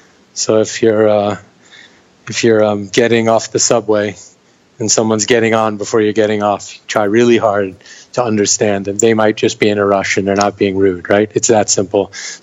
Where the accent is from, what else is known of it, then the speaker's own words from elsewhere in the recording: Manhattan, New York, United States; No, I'm actually from Manhattan. I moved to Brooklyn about 5 years ago.